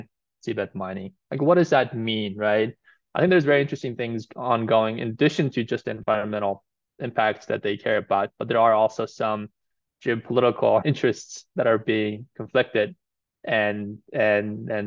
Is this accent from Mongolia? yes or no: yes; Mongolia; now in United States; I'm actually originally from Mongolia